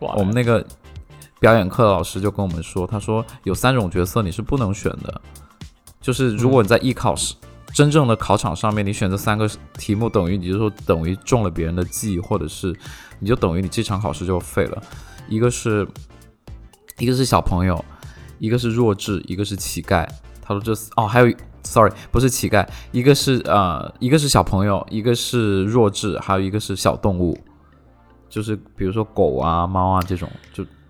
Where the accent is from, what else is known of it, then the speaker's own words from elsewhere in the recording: Shenzhen, Guangdong, China; Chinese is a second language; 当时我们，呃，在深圳